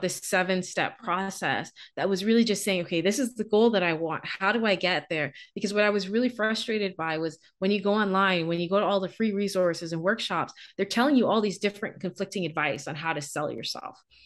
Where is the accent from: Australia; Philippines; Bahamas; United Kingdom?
Bahamas; moved away as an adult; also born or lived in Canada; I'm from the Bahamas.